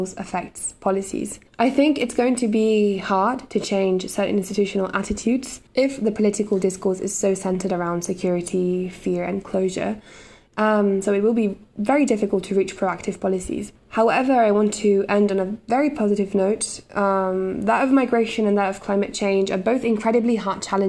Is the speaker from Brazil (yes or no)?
no; Italy; In my home country, Italy